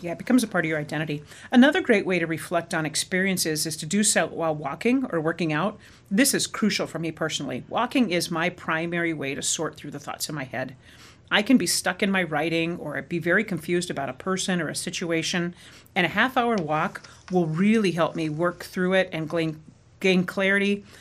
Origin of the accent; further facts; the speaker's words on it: Arizona, United States; moved away as an adult; also born or lived in Midwest; growing up in Arizona